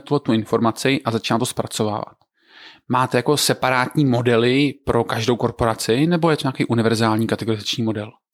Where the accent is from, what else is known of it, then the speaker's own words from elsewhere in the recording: Znojmo, South Moravian Region, Czechia; Já jsem ze Znojma